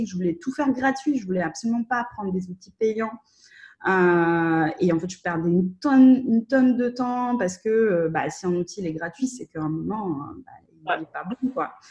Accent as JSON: {"language": "French", "country": "Russia", "said": "parce que comme je suis russe, euh, j'ai la chance de pouvoir euh, accéder au réseau de, de freelance russophones qui sont basés en Russie ou en Ukraine"}